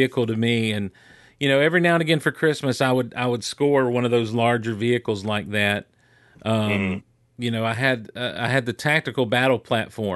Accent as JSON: {"language": "English", "town": "Athens", "region": "Georgia", "country": "United States", "tie": "born or raised there", "said": "suburban kid, growing up in Athens, Georgia in that time"}